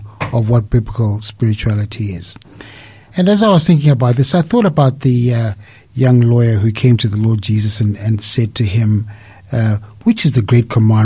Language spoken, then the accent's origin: English; Zimbabwe; moved away as an adult; now in Australia; I am originally from Zimbabwe. Came here to Australia to work